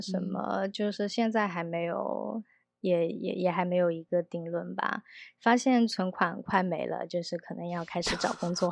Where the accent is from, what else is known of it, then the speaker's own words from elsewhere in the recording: Guangdong, China; moved away as an adult; also born or lived in Beijing / Shanghai / London; now in Taipei, Taiwan; 我本身是广东人